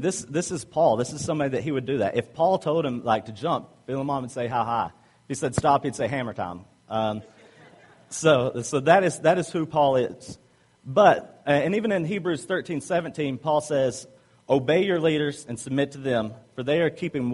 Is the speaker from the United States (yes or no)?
yes; the South, United States; accent: Southern; I'm from the South